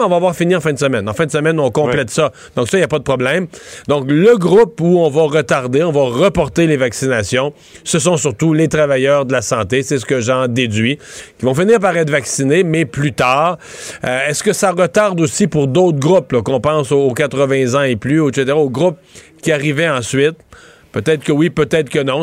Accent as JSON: {"language": "French", "town": "Rivière-du-Loup", "region": "Quebec", "country": "Canada"}